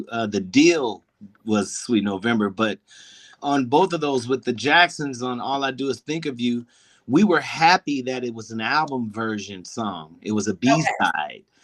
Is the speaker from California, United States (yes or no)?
yes; Pasadena, California, United States; as we grew up in Pasadena